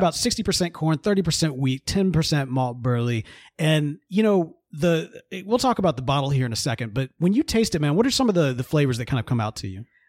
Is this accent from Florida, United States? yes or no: no; Mississippi, United States; growing up in Mississippi